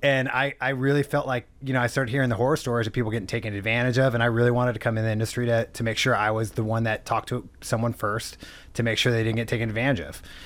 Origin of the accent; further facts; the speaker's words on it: San Diego, California, United States; now in Orange County, United States; born and raised in San Diego, moved up to Orange County